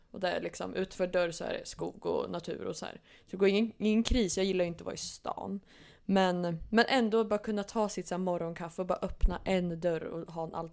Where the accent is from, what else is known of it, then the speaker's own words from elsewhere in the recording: Norrköping, Östergötland, Sweden; har ju mina rötter från Norrköping då. Som man brukar få höra ibland på dialekten att folk säger att ja, det hörs att jag är östgöte.